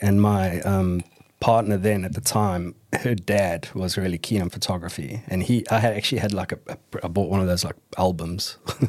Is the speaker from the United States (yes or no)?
no; South Africa; I'm English-South African as well, so